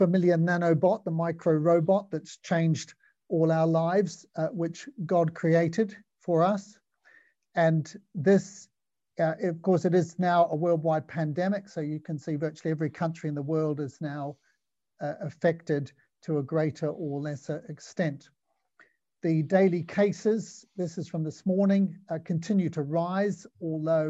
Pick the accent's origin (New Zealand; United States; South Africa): New Zealand; I'm a general surgeon. I come from New Zealand